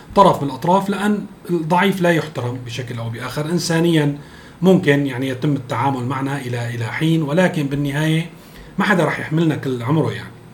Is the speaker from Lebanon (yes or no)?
no; Syria; نحن كلنا كسوريين